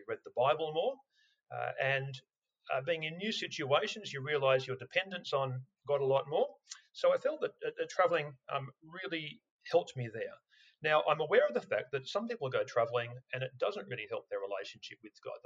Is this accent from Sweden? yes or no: no; Australia; as an Australian, if you grew up in Australia